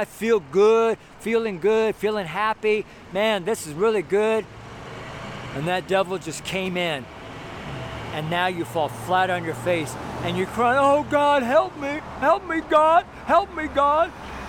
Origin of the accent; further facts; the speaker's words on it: Washington, United States; also born or lived in Coeur d'Alene, Idaho / Spokane; Like here in America, when I'm from Washington and Idaho, I lived in Coeur d'Alene, Idaho for several years in Spokane.